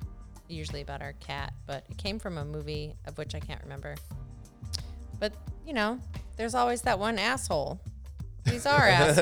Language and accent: English; Hawaii, United States; I grew up in Hawaii